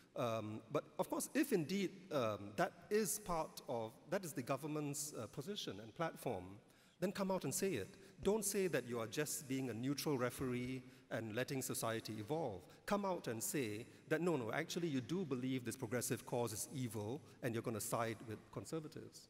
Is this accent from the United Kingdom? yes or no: no; Singapore; as an Indian, I'm glad I've grown up in a society that has Malays and Chinese